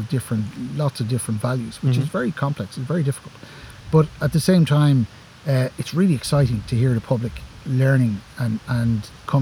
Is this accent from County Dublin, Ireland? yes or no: yes; Dublin, County Dublin, Ireland; I grew up in Dublin. Like lots of people probably listen to this, I grew up in a housing estate in Dublin.